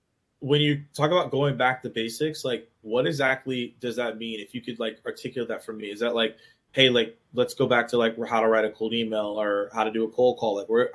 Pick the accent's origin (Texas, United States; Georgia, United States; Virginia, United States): Georgia, United States; Atlanta; I'm from Atlanta